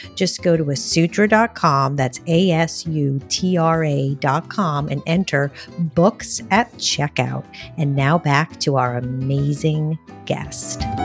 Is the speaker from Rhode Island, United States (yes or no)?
yes; Rhode Island, United States; I grew up in Rhode Island